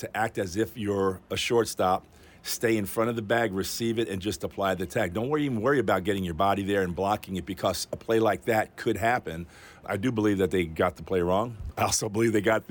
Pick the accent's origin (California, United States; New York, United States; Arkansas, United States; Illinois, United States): New York, United States; moved away; I grew up in New York